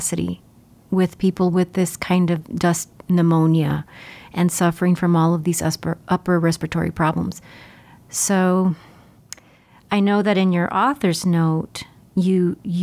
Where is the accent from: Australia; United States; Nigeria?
United States; Laredo, Texas; moved away; I'm originally from Laredo